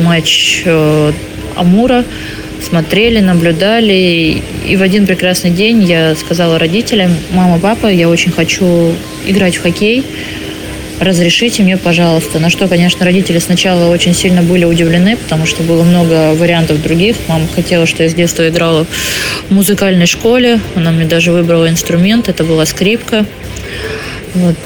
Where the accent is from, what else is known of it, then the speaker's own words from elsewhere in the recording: Khabarovsk, Khabarovsk Krai, Russia; now in Ufa, Russia; в городе Хабаровске, откуда я родом